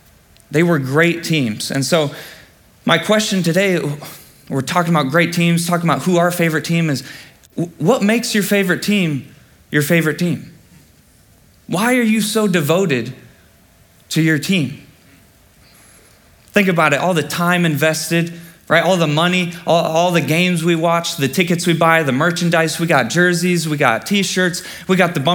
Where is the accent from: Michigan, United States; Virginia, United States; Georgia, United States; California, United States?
Michigan, United States; now in Alabama, United States; I'm from Michigan